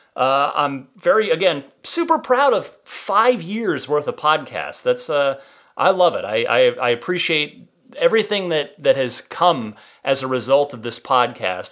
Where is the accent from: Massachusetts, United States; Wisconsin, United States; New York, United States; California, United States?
California, United States; as a Californian